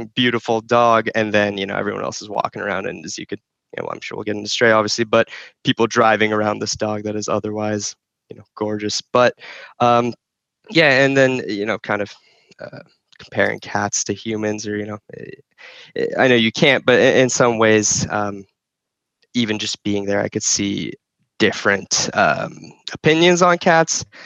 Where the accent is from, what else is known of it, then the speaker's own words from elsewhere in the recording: Phoenix, Arizona, United States; also born or lived in Izmir, Turkey / New Jersey; moved to New Jersey and then Phoenix when I was like five or six.